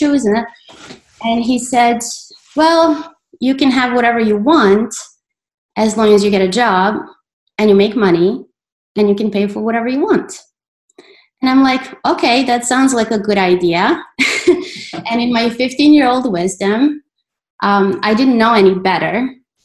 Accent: Belgrade, Serbia; moved away as an adult; now in United States; I was born in Belgrade and then I moved to the States. Mm-hmm. When I was 18

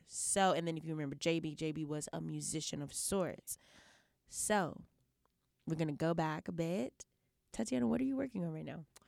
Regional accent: Houston, Texas, United States; my hometown Houston

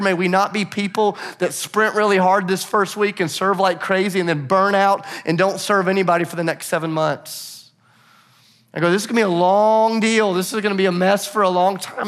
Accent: Nashville, Tennessee, United States; I'm from Nashville

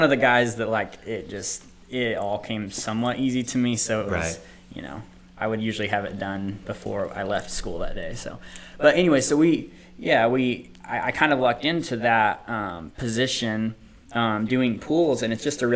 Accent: Pampa, Texas, United States; moved away as an adult; also born or lived in Liberal, Kansas / Dallas-Fort Worth, Texas; now in Oklahoma, United States; I was born in Liberal, Kansas. Family was in the kind of the oil industry, so we moved to Pampa, Texas, grew up mostly there, and then on to the Dallas-Fort Worth area

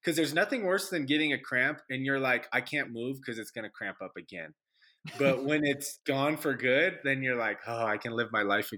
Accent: Southern California, United States; I'm from SoCal

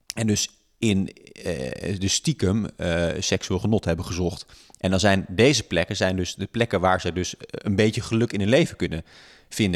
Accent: Friesland, Netherlands; now in Amsterdam, Netherlands; ik kom oorspronkelijk uit Friesland

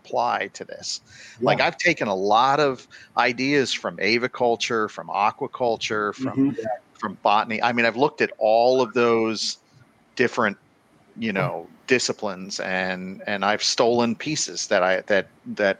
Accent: Florida, United States; I grew up in Florida

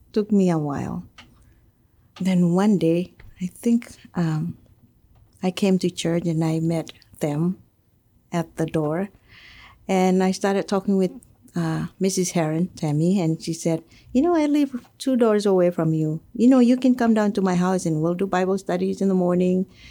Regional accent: Marshall Islands; now in Guam; I come from the Marshall Islands. I was uh, born and raised there

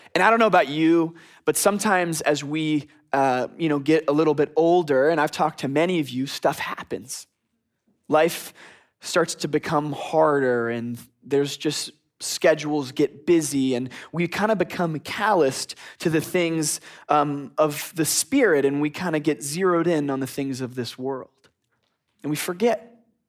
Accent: Philadelphia, Pennsylvania, United States; also born or lived in Boston; now in Texas, United States; I'm from the northeast. I'm from Philadelphia. I'm used to snowstorms

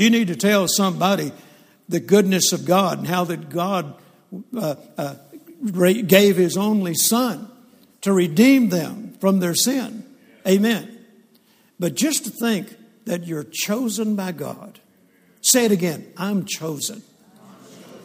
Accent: Shreveport, Louisiana, United States; also born or lived in Mississippi; And I grew up in Shreveport, Louisiana. I was born in Mississippi, and then we moved to Shreveport, Louisiana

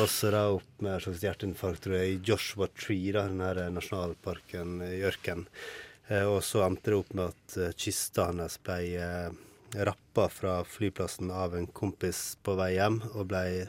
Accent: Ålesund, Møre og Romsdal, Norway; jeg vokste opp i Ålesund

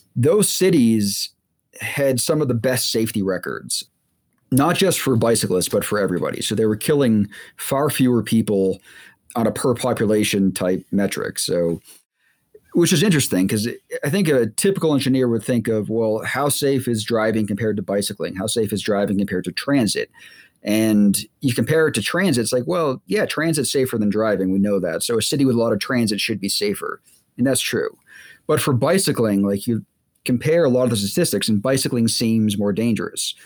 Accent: Boston, Massachusetts, United States; also born or lived in Virginia; I grew up in the Boston area

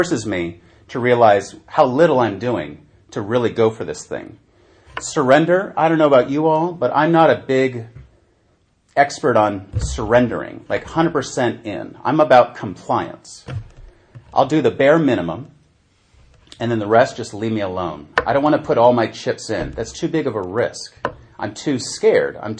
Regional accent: San Francisco, California, United States; born or raised there; now in Norway

